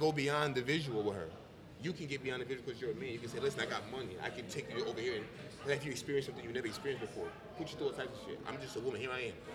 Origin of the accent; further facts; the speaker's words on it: New York City, New York, United States; also born or lived in Jamaica; from Jamaica, born in Jamaica, raised in the Bronx